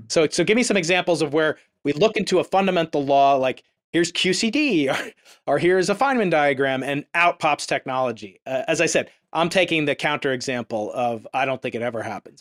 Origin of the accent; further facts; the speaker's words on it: United States; I'm an American.